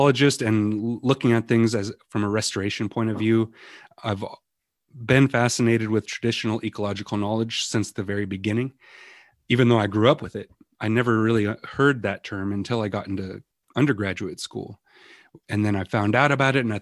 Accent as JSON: {"language": "English", "region": "Western Montana", "country": "United States", "tie": "born or raised there", "said": "I grew up here in Western Montana, living in the mountains, fishing, hunting, going out picking berries with my grandmas, my mom"}